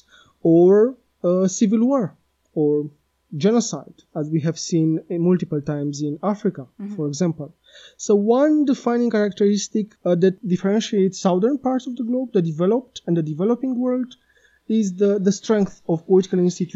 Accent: Romania; Romania, my home country

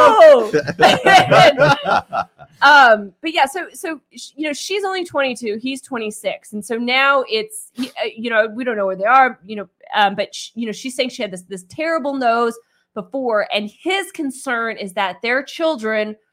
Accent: Kansas, United States; I'm from Kansas

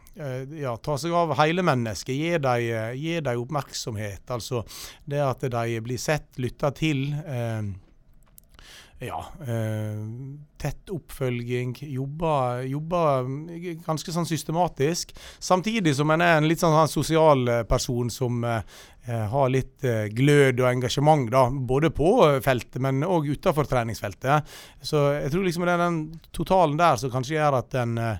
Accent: Loen area near Stryn, Vestland, Norway; jeg er oppvokst på Longeset, og jammen bor jeg der ennå.

